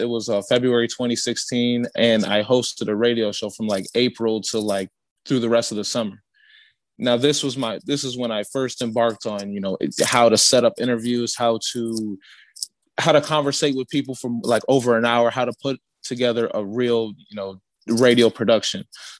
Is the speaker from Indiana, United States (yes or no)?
yes; Gary, Indiana, United States; moved away as an adult; also born or lived in Chicago, Illinois; I'm originally from Gary.